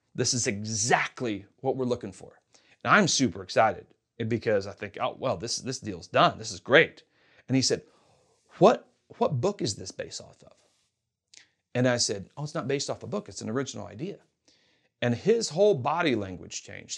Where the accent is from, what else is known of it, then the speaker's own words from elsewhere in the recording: Kentucky, United States; moved away as an adult; also born or lived in Hollywood; now in Los Angeles, United States; I'm from Kentucky